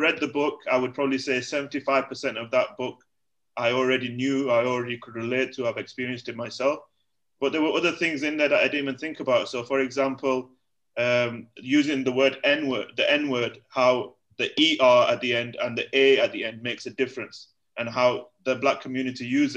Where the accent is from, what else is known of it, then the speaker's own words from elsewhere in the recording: United Kingdom; moved away as an adult; also born or lived in Egypt; now in Malaysia; me as from a British Asian community guy